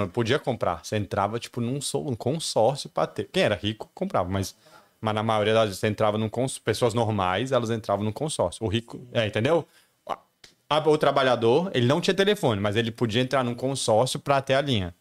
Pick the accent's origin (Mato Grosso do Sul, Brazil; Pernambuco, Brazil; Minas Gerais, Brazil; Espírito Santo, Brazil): Minas Gerais, Brazil; Patos de Minas; moved away; also born or lived in Brasília; Eu cresci em Patos de Minas, quando eu era criança